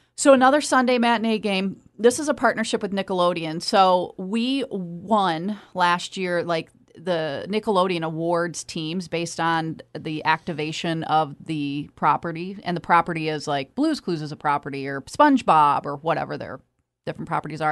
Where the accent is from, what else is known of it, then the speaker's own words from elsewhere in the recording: Michigan, United States; I've lived here all my life